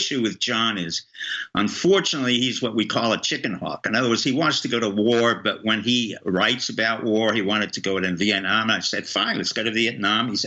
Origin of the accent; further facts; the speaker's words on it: New York City, New York, United States; moved away; also born or lived in France; I grew up in Harlem